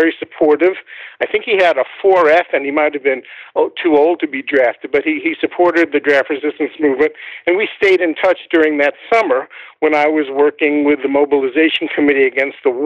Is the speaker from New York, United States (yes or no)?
yes; New York City, New York, United States; now in Putnam Valley, United States; I'm a New Yorker. I was from the Bronx